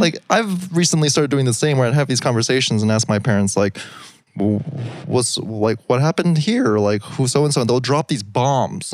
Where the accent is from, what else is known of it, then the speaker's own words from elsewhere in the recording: El Paso, Texas, United States; I'm from El Paso.